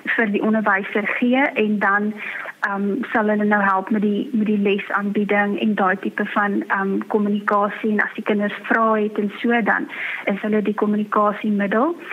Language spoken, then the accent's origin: Afrikaans; Free State, South Africa; now in Worcester, South Africa; ek is van die Vrystaat